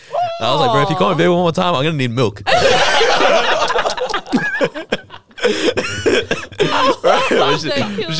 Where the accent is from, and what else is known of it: Australia